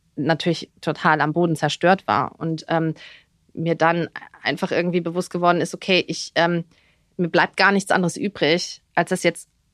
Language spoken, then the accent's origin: German; Dithmarschen, Schleswig-Holstein, Germany; moved away as an adult; also born or lived in Berlin; now in Dubai, United Arab Emirates; ich bin ja im Norden groß geworden, Dithmarschen, Schleswig-Holstein, da um die Ecke, direkt an der Nordsee, am Deich.